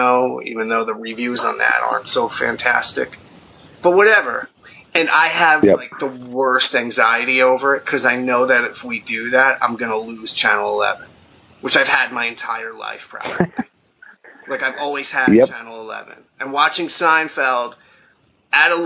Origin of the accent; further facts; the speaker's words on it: New Jersey, United States; I grew up in New Jersey